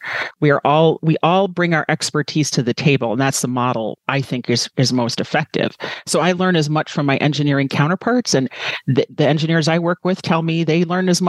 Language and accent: English; United States; as American